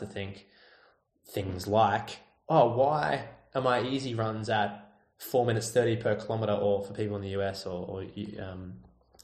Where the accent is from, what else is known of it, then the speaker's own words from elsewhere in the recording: Australia; I'm Australian